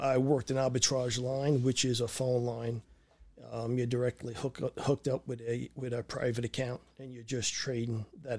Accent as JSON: {"language": "English", "town": "Brooklyn", "region": "New York", "country": "United States", "tie": "born or raised there"}